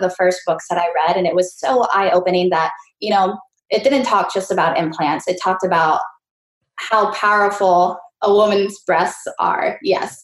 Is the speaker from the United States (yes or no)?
no; Mexico; I was born in Mexico